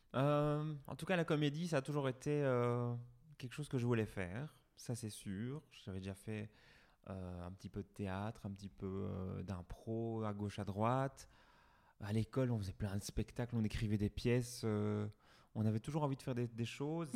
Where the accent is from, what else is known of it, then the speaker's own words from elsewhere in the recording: Ath, Wallonia, Belgium; also born or lived in Brussels; Je suis né à Hatt, j'ai grandi ici, je suis allé à l'école ici